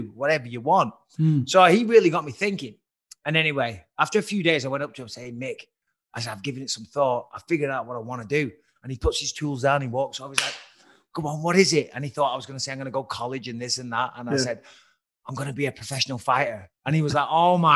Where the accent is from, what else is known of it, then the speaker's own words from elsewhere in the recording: Clitheroe, North West England, United Kingdom; I come from Clitheroe, tiny little town in Lancashire.